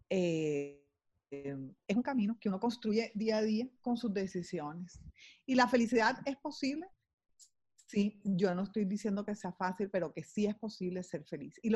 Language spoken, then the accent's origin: Spanish; Barranquilla, Atlántico, Colombia; also born or lived in London; Eh, nací en Londres, imagínense, fui así como como un regalito que les mandó la vida a ellos y eventualmente se vinieron para acá muy jóvenes y hicieron su vida, mi papá y mi mamá hicieron su vida aquí en Barranquilla